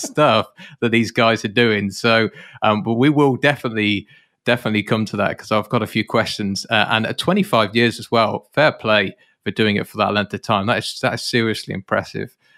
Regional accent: United Kingdom; as a Brit, and for those of you that are listeners on this podcast, you'll know that I'm British

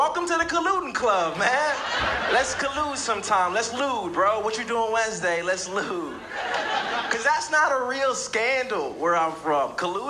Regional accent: Nigeria; I'm from Nigeria, you know? Yeah, yeah, we're one of the most politically corrupt countries on the planet

